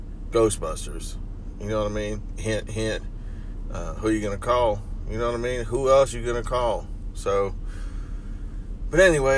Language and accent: English; Akron, Ohio, United States; I'm from Akron